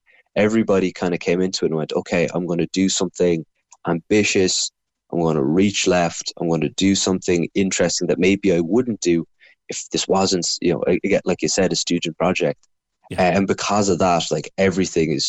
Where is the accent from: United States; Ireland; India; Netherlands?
Ireland; Cork, Munster; I'm from Cork myself